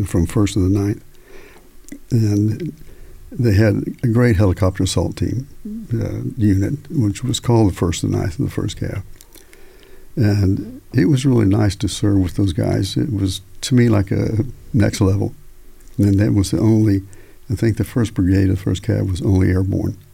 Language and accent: English; Tulsa, Oklahoma, United States; also born or lived in Texas Panhandle; I grew up in Tulsa, Oklahoma, basically, and a little bit in the panhandle of Texas before